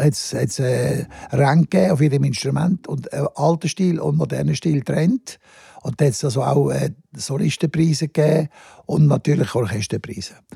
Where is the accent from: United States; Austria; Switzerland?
Switzerland; Lenzburg, Aargau; Ich bin in Lenzburg aufgewachsen, im Aargau, ein kleines Städtchen.